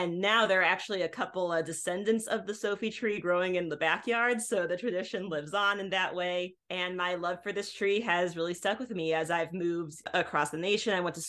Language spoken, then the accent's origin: English; Illinois, United States; I come from Illinois originally.